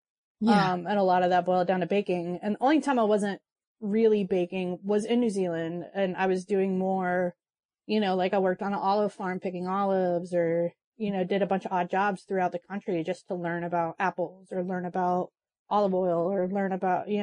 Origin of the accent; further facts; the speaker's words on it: Charleston, South Carolina, United States; moved away; also born or lived in New Orleans, Louisiana; I grew up in Charleston, South Carolina.